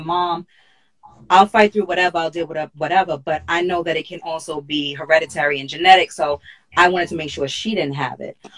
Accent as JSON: {"language": "English", "town": "New York City", "region": "New York", "country": "United States", "said": "I'm from Hollis, Queens"}